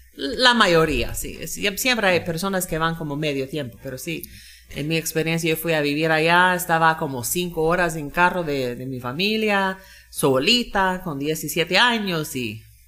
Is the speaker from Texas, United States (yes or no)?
no; Florida, United States; Spanish is a second language; moved away as an adult; also born or lived in Georgia, United States; now in Monjas, Guatemala; Yo nací en Florida, Florida de los Estados Unidos y ahí vivía la mayoría de mi vida